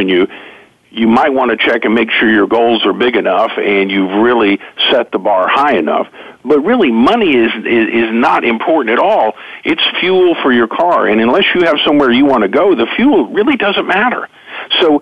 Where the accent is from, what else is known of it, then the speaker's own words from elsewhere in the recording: Oklahoma, United States; I grew up in Oklahoma here in the middle of the country